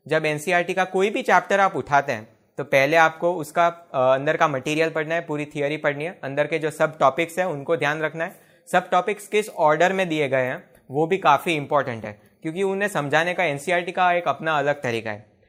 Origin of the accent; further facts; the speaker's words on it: Gujarat, India; मैं गुजरात से हूं